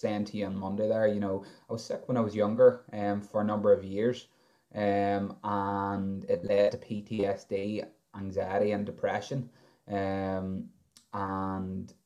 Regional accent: County Armagh, Northern Ireland, United Kingdom; I'm 28 from County Armagh.

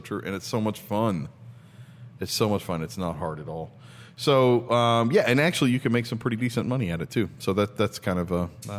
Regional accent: Tennessee, United States; We're originally from Tennessee.

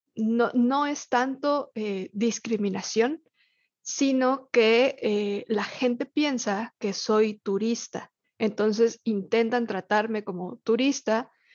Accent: Mexico City, Mexico; moved away as an adult; also born or lived in Cuernavaca, Mexico; now in Mérida, Mexico; reconocerme capitalina, nacida en Ciudad de México

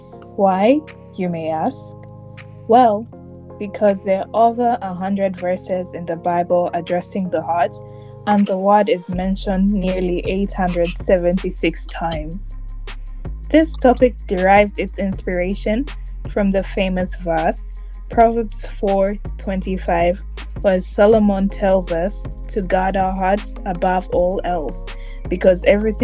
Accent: Uganda; now in Bristol, United Kingdom; I'm 21 and a Ugandan studying in Bristol.

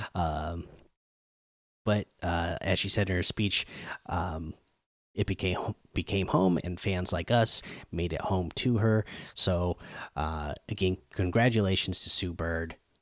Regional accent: Oregon and Washington, Pacific Northwest, United States; growing up in Oregon and uh, Washington

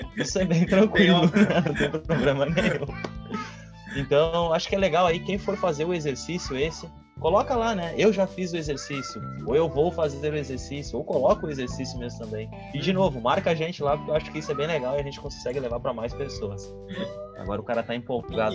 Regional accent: Rio Grande do Sul, Brazil; also born or lived in Canoas; eu sou daqui do Rio Grande do Sul, tô em Canoas

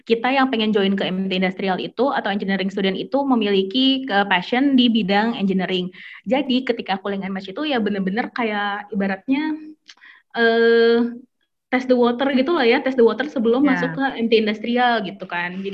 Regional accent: Jakarta, Indonesia; dulu aku dari kecil sampai sekarang tinggalnya di Jakarta gitu kan anak ibaratnya anak kota lah gitu anak Jakarta

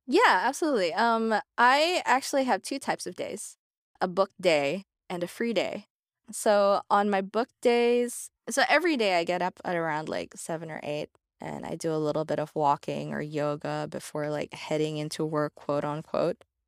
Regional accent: Manila, Metro Manila, Philippines; moved away as an adult; now in Los Angeles, United States; I'm from Manila, Philippines, but I've been living in Los Angeles since twenty sixteen.

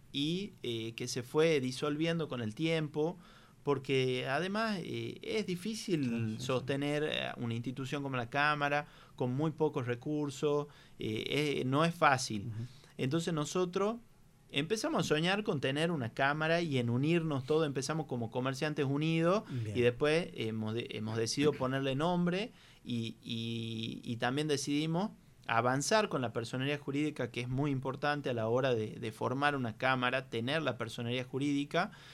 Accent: Tucumán, Argentina; nosotros como tucumanos

